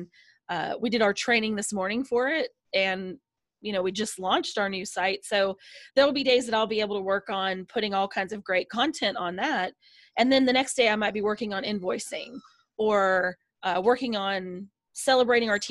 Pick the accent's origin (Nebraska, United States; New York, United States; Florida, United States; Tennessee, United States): Tennessee, United States; Nashville; I'm from Nashville, Tennessee